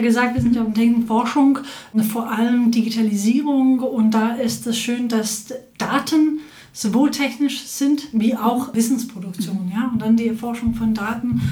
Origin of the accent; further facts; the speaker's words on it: Copenhagen, Capital Region of Denmark, Denmark; moved away as an adult; also born or lived in Berlin; Ich komme aus Kopenhagen ursprünglich, wo ich äh, Psychologie studiert habe